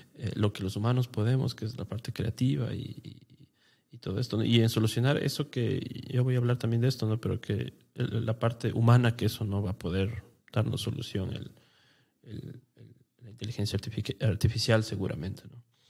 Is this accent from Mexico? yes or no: no; Ecuador